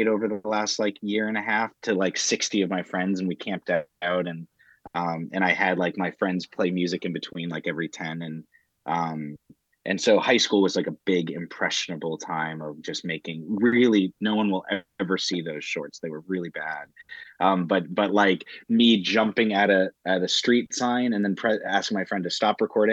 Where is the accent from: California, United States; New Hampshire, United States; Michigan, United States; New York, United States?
New Hampshire, United States; I was raised in New Hampshire